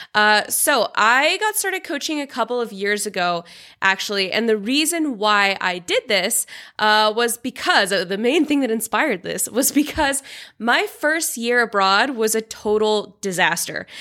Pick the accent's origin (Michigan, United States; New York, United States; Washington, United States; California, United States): Washington, United States; Seattle; moved away as an adult; also born or lived in China / Vietnam / Tanzania / Australia; now in Georgia; I'm originally from Seattle in the U S, but I've lived in China, Vietnam, Tanzania, Australia, and now I live in Georgia, the country, not the state